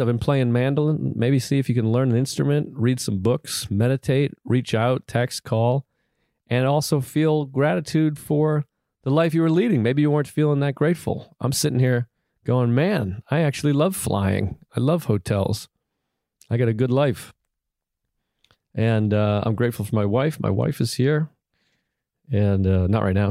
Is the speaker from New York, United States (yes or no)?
yes; New York, United States; I'm a New Yorker.